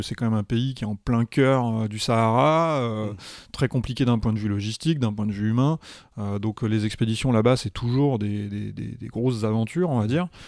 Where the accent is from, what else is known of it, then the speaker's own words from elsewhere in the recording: Paris, Île-de-France, France; I'm from Paris, uh, I'm a volunteer at the Paris Museum of Natural History